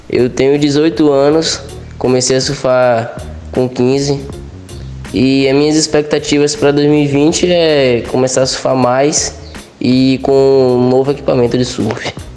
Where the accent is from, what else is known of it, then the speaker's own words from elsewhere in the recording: Ilhéus, Bahia, Brazil; Eu nasci em Ilhéus mesmo, Bahia